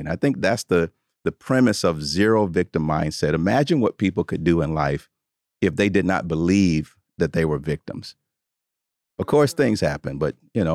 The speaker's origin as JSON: {"language": "English", "town": "Tuscaloosa", "region": "Alabama", "country": "United States", "tie": "born or raised there", "said": "I grew up in Tuscaloosa, Alabama, in the, in the South"}